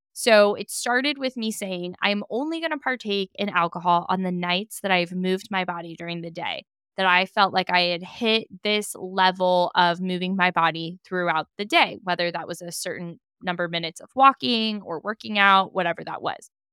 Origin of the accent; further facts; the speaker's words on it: Napa, California, United States; growing up in Napa, being in Napa